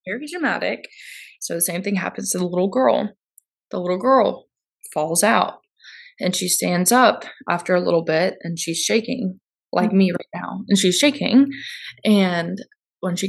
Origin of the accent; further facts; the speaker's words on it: Georgia, United States; We're not from there. We're from Georgia